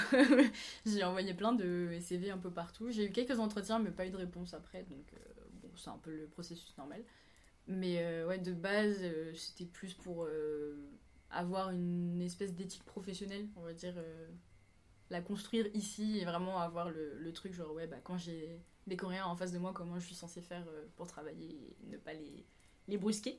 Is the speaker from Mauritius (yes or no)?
no; Réunion; moved away as an adult; also born or lived in Savoie, France / Paris, France; now in South Korea; Je suis originaire de l'île de la Réunion. J'y ai vécu la majeure partie de ma vie, à part pendant 4 ans.